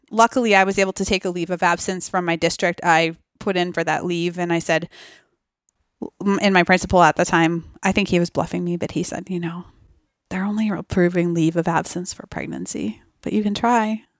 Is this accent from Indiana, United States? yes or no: no; Massachusetts, United States; growing up in Massachusetts